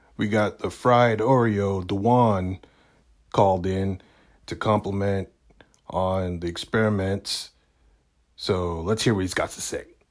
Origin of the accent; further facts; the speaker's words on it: Canada; being Canadian, um, being, growing up in a predominantly white neighborhood, white city